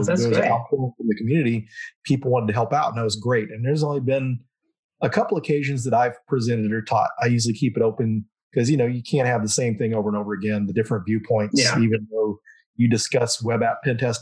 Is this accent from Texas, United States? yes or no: yes; Denton, Texas, United States; now in Dallas, United States; Denton is my hometown. That's where I grew up